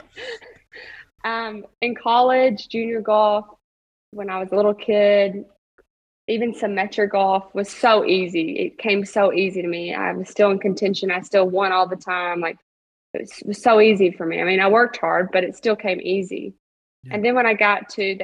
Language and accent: English; Princeton, Kentucky, United States; where I grew up in Princeton, Kentucky.